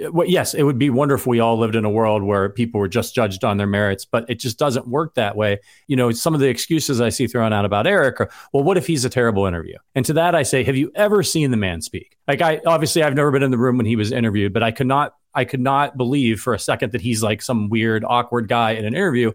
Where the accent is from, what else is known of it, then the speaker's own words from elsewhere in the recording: Northeast Ohio, United States; I grew up in Northeast Ohio